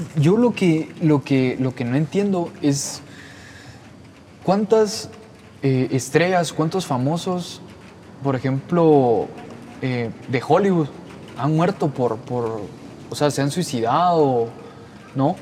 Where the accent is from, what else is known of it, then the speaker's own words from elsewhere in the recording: Guatemala; Nosotros somos de Guatemala